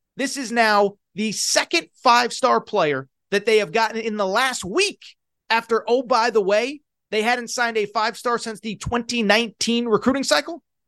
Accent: Connecticut, United States; moved away; also born or lived in Pac-12 region (western US); I grew up in Connecticut, but I live in Pac twelve country

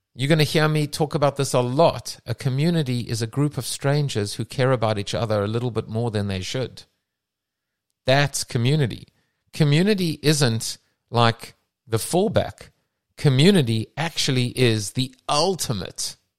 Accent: South Africa; moved away; I come from South Africa

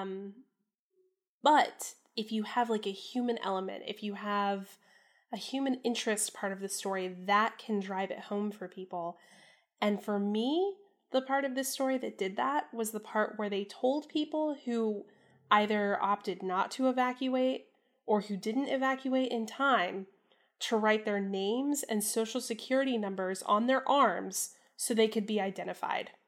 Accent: Central Florida, United States; moved away; I was born in Florida, and I spent my early childhood in Florida

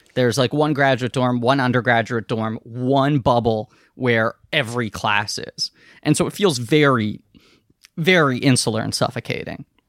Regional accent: New York City, New York, United States; I live in New York City. I grew up in New York City. Um, Manhattan in particular

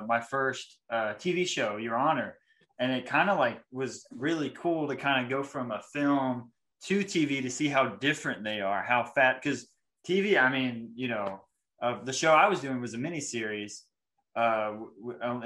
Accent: New Market, Alabama, United States; I grew up in New Market, Alabama, and I grew up on 8 acres

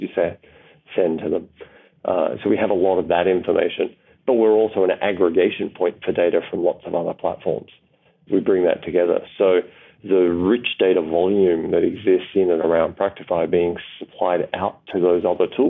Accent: Australia; as an Australian

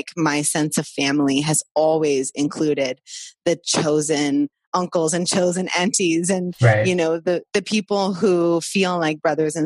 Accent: Vancouver, British Columbia, Canada; also born or lived in Costa Rica; I was born in Vancouver and kind of grew up primarily on the West Coast, though there was a lot of travel

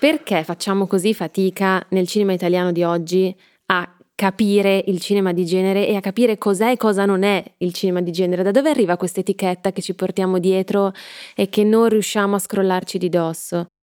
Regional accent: Milan, Lombardy, Italy; io sono milanese, si sente

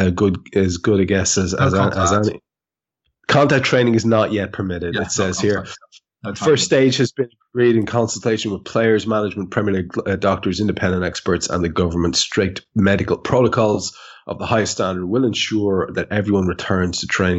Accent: Ireland; as an Irishman

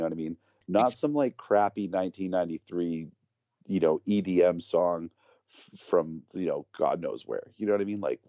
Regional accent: New Bedford, Massachusetts, United States; The singer from … used to be in another band called …, who used to come to my hometown in New Bedford.

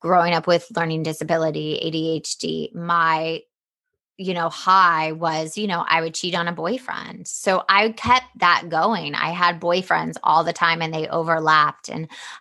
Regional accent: Atlanta, Georgia, United States; I grew up in the South in Atlanta

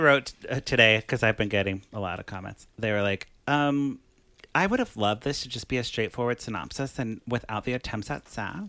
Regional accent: Chicago, Illinois, United States; where are you from? And I was like, Chicago. And they're like, no, like, where are you from? And I'm like, like my dad's from Ecuador and they started speaking to me in Spanish. I'm like, I don't speak Spanish

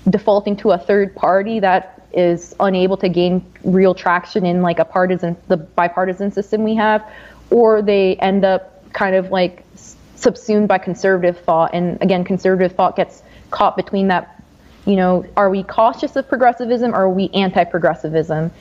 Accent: New Jersey, United States; I'm from New Jersey

